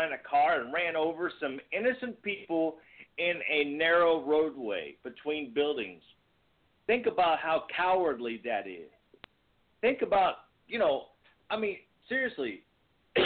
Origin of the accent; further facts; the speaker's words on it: Virginia, United States; now in Missouri, United States; growing up in Virginia